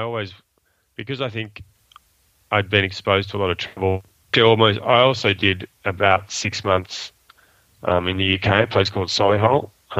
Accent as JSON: {"language": "English", "town": "Sydney", "region": "New South Wales", "country": "Australia", "tie": "born or raised there", "also_born_or_lived": "Kuala Lumpur, Malaysia", "said": "I was brought up predominantly in Sydney. I say that predominantly because my parents were working in Asia, so I spent 7 years living in Malaysia, in Kuala Lumpur, between the ages of, 7 and 10, and then 15 and 19."}